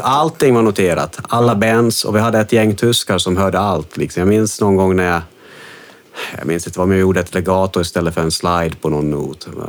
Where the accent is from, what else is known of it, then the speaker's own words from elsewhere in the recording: Jakobstad, Ostrobothnia, Finland; accent: Finland-Swedish; also born or lived in Stockholm, Sweden; now in Sweden; Jag kommer från Kolby, liksom en, en, ja. en, liten by utanför Jakobstad